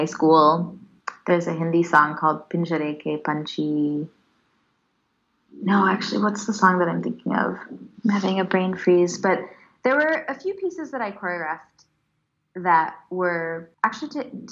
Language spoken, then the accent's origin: English; United States; Learning Bharatanatyam in the States as an Indian American